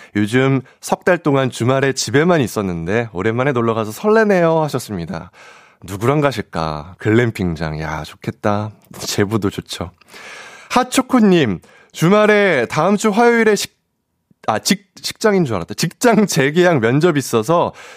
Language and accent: Korean; Seoul Capital Area, South Korea; 사투리에 상당히 취약한 수도권 출신, 수출, 청년 회장